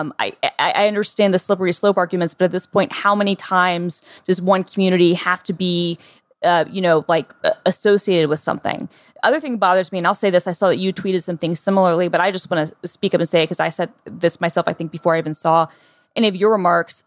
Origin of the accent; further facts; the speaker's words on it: the South, United States; the South, where I'm from